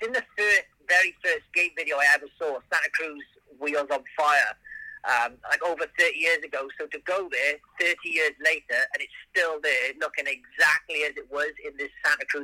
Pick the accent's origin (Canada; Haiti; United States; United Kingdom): United Kingdom; Wales; I'm from Wales